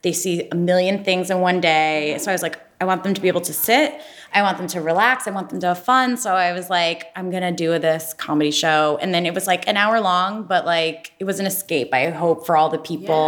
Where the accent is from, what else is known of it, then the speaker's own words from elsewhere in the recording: Ohio, United States; now in New York City, United States; I'm from Ohio, which is like not a fashion capital, shockingly.